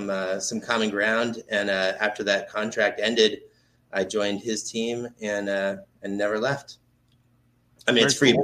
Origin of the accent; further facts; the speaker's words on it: Bay Area, California, United States; I grew up in the Bay Area, so I'm kind of a 49ers fan.